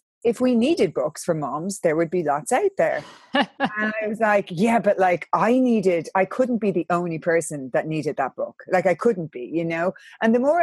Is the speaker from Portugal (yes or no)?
no; Ireland; I'm from Catholic Ireland